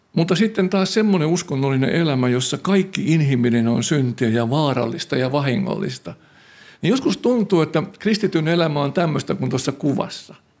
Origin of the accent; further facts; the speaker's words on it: Tampere, Pirkanmaa, Finland; mä olen syntynyt Härmälässä Koiviston kylän vieressä